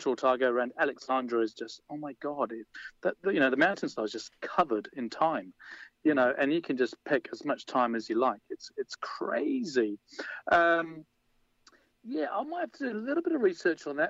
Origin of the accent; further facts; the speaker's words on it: London, United Kingdom; now in Wanaka, New Zealand; growing up in London